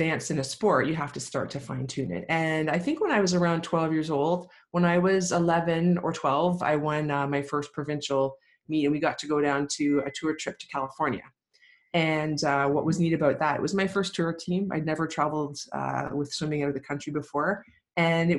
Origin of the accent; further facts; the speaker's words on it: Lindsay, Ontario, Canada; I grew up in Lindsay, Ontario, great small town, about 12,000 people when I was growing up